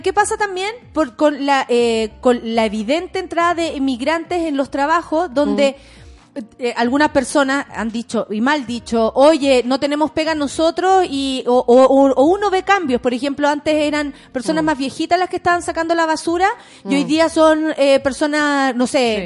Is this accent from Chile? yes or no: yes; Chile